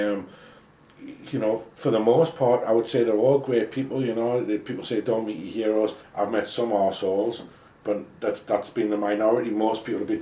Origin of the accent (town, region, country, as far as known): Newcastle upon Tyne, North East England, United Kingdom